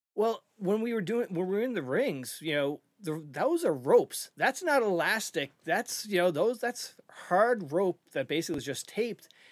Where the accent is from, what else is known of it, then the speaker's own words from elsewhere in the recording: Eastern Canada, Canada; we're from Eastern Canada.